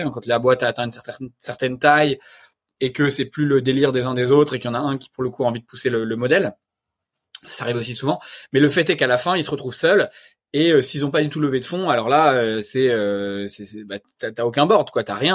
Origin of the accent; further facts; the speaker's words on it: Normandy, France; je suis normand, je viens d'un village le gaulois